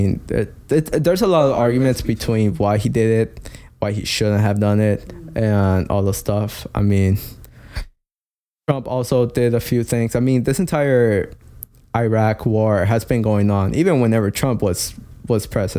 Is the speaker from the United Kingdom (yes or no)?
no; Mexico; Or to what the U.S., not me, because I'm from Mexico, remember?